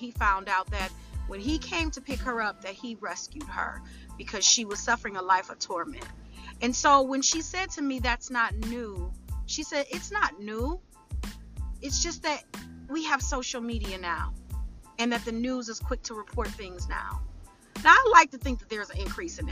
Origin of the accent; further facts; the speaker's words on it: Detroit, Michigan, United States; my hometown, the Detroit area